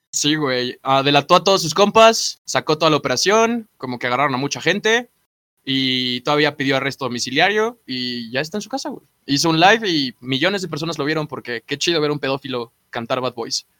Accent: Mexico City, Mexico; also born or lived in Atizapán; vengo de Azcapotzalco

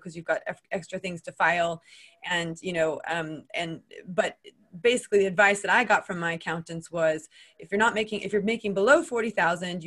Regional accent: United States; accent: American; moved away as an adult; also born or lived in Switzerland; now in United Kingdom; I'm American. You can tell from my accent.

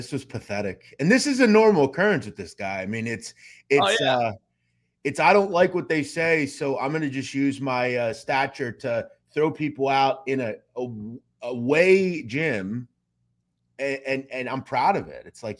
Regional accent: Philadelphia, Pennsylvania, United States; I'm from the Philly area.

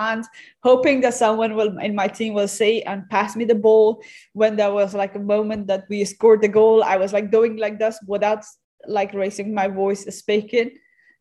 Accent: Afghanistan; I come from Afghanistan

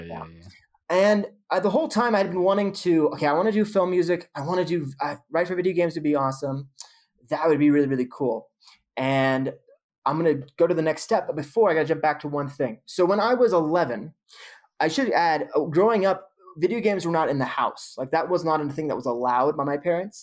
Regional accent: Modesto, California, United States; moved away; I grew up in the Central Valley in Modesto, California

